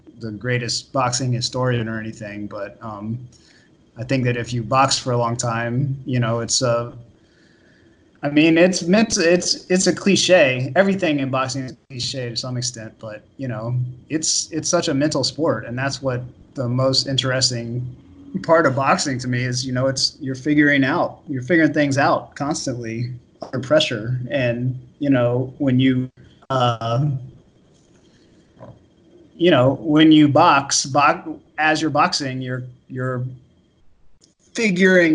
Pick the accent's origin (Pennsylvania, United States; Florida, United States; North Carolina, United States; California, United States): Florida, United States; moved away as an adult; now in New York, United States; I grew up in Florida.